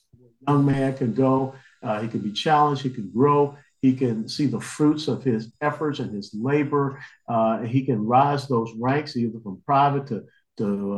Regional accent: Georgia, United States; I grew up in Georgia, SEC football

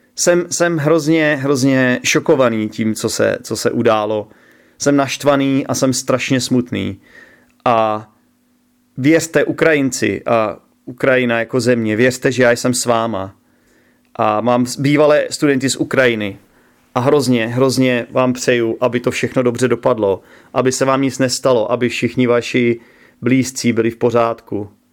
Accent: Czechia; jsem z České republiky a jsem tedy Čech

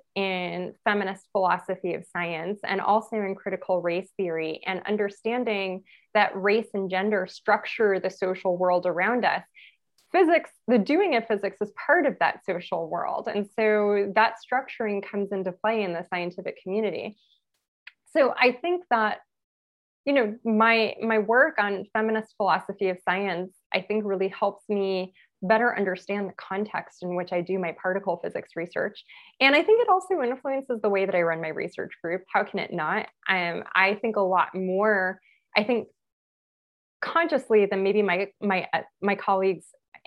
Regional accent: Los Angeles, California, United States; I'm from Los Angeles, from East Los Angeles.

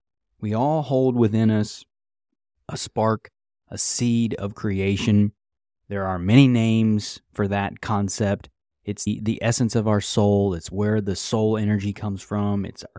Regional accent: United States; So something I think as an American citizen, we talk about the pursuit of happiness that's your right.

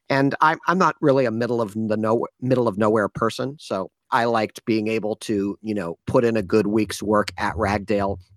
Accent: Midwest, United States; now in San Francisco, United States; I've been in San Francisco almost 20 years, even though I'm originally from the Midwest, um, okay. and proudly so.

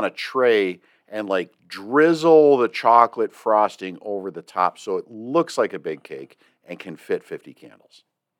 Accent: Ireland; Well, as an Irishman, we call those freckles.

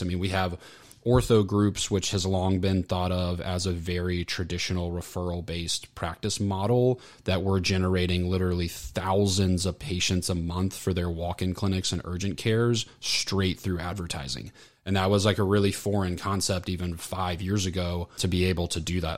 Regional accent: Orlando, Florida, United States; also born or lived in Atlanta; I grew up, grew up, born and raised in Orlando, so a Floridian

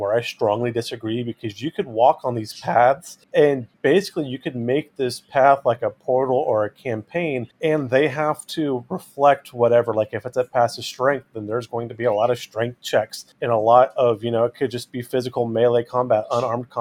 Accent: United States; now in East Tennessee / Southwest Virginia, United States; I grew up in the Sierra Nevadas

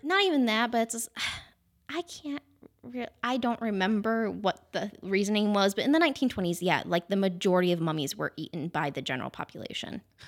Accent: Wellsville, New York, United States; born and raised in Wellsville

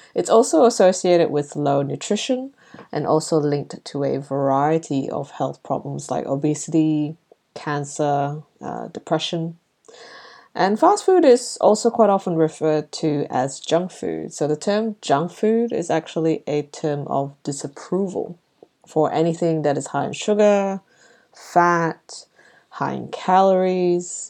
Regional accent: Brunei; moved away; when I was growing up in Brunei

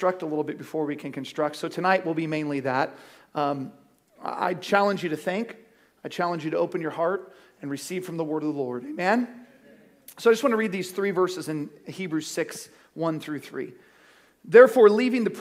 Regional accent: Cottonwood, United States; we grew up in Cottonwood

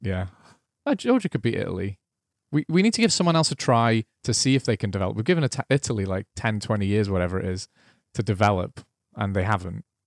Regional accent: Welsh, Wales, United Kingdom; I'm Welsh

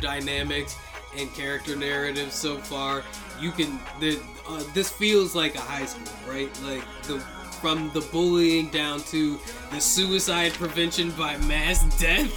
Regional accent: United States; I'm an American

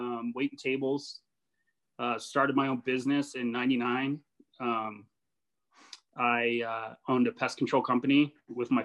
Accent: Lakewood, Colorado, United States; My business partners and I grew up in Lakewood, which is a western suburb right against the foothills

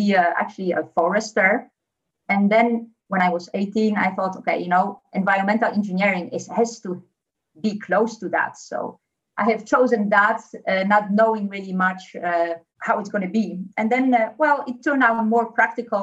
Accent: Poland; English is a second language; now in Netherlands; Originally, I come from Poland, so I speak fluent Polish.

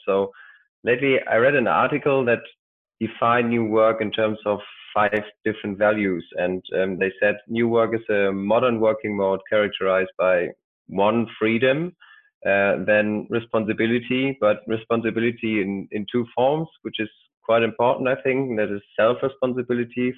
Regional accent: Germany; I'm from Germany

